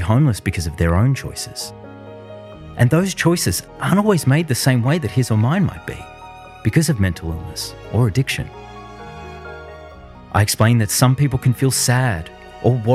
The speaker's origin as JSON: {"language": "English", "town": "Melbourne", "region": "Victoria", "country": "Australia", "tie": "born or raised there", "moved": "yes", "said": "we moved back to my hometown of Melbourne, Australia"}